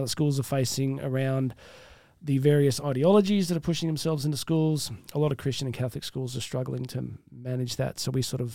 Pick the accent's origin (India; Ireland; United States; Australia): Australia; accent: Australian; it's a unique thing, this Australian accent. I don't even hear it. I just think I sound like me